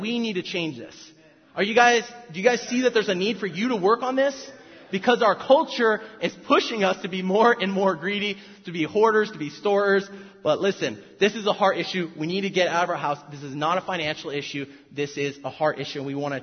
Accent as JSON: {"language": "English", "area": "South Orange County", "region": "California", "country": "United States", "tie": "born or raised there", "said": "I'm from South Orange County"}